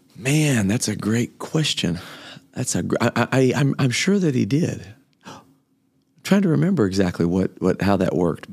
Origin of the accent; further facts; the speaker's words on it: Kokomo, Indiana, United States; moved away as an adult; also born or lived in Memphis, Tennessee; I was raised in Kokomo, Indiana.